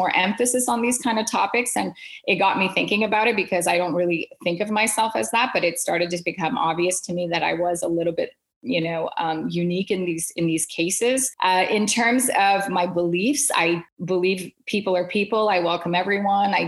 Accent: Quebec, Canada; I was still growing up with two cultures, being Canadian and Indian, and then living in the French province of Quebec.

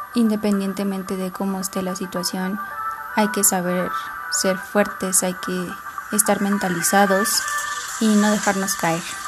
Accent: Atlacomulco, State of Mexico, Mexico; Soy nacida en Atlacomulco. Actualmente vivo en una comunidad que se llama San Pedro del Rosal, perteneciente al mismo municipio.

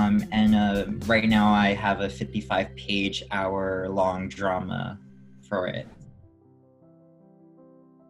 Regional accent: New York City, New York, United States; also born or lived in South Florida; I grew up, born and raised in Queens

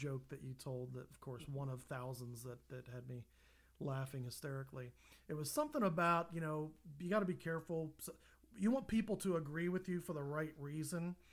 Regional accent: near Harrisburg, central Pennsylvania, United States; now in Indianapolis, United States; we're from central Pennsylvania originally. We relocated to Indy from Pennsylvania, near Harrodsburg. State capital, but, you know, a suburb.

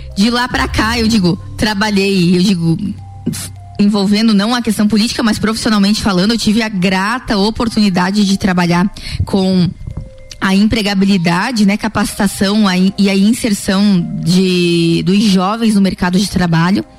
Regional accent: Lages, Santa Catarina, Brazil; eu sou nascida em Lages

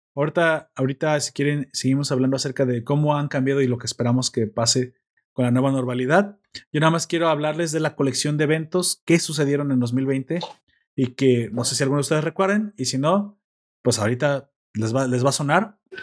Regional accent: Mexico; como mexicano

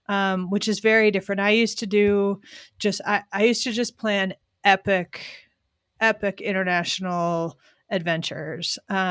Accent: Pennsylvania, United States; So I'm from Pennsylvania. I grew up not in that area, but like Delaware, Montgomery County.

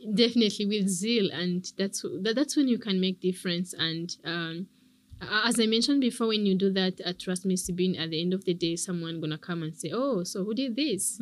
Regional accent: Rwanda; I love Rwanda. I love my country.

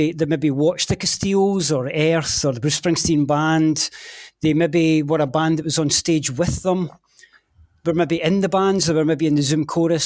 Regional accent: Scotland, United Kingdom; as a Scot

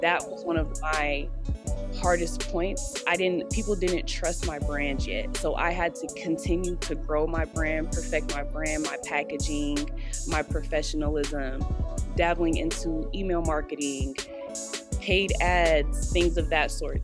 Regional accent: Denver, Colorado, United States; I'm from Denver, Colorado

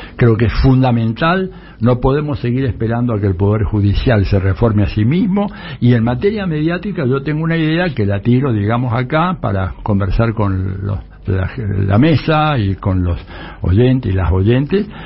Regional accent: Argentina; yo como ciudadano argentino

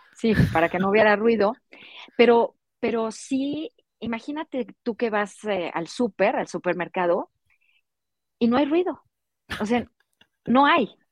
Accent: Mexico City, Mexico; moved away; yo soy de la Ciudad de México

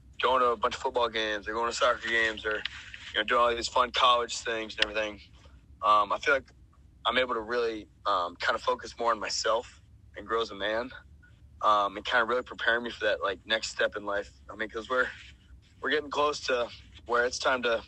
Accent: South Carolina, United States; now in Atlanta, United States; I'm originally from South Carolina, so it's pretty warm there, like, year round

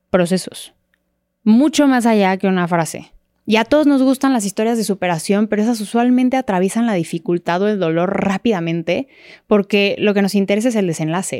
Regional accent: Mexico City, Mexico; nací y crecí en la Ciudad de México

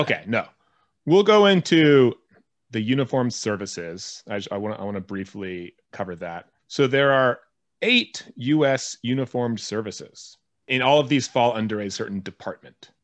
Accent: United States; an American who lives in this world where war does exist

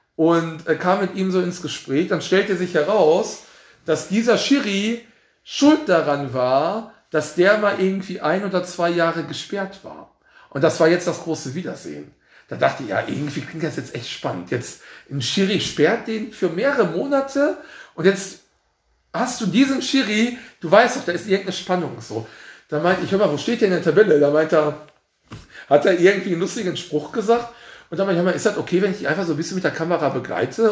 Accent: Mehrhoog, North Rhine-Westphalia, Germany; ich bin in Meerhoek dann groß geworden

